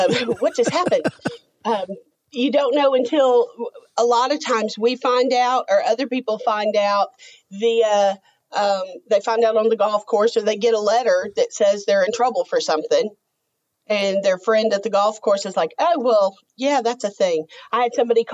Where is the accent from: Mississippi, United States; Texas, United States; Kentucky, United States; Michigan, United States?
Texas, United States; moved away as an adult; I grew up in Texas